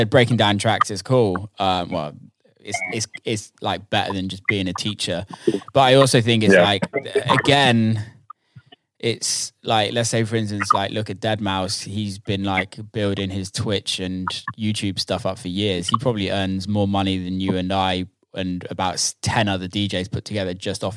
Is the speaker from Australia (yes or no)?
no; South of England, United Kingdom; I'm a Southerner